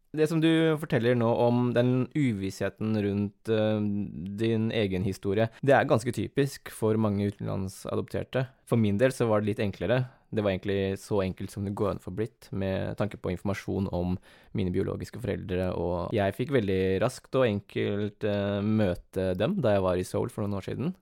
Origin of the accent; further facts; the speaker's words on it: Askim, Østfold, Norway; also born or lived in South Korea; jeg er oppvokst i Askim, eller kommer fra Askim